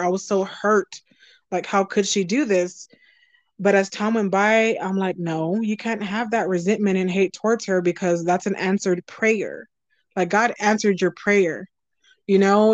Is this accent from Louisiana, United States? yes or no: no; Texas, United States; I'm a Southern girl. I'm from Texas.